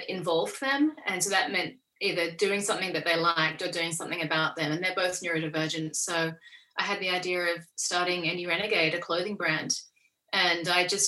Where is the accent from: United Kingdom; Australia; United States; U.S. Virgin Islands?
Australia; also born or lived in Coffs Harbour, New South Wales; I'm Australian.